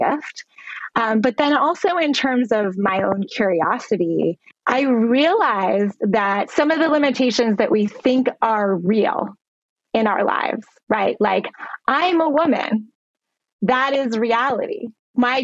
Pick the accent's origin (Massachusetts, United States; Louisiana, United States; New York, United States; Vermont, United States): Vermont, United States; I grew up in Vermont, in the northeastern part of the United States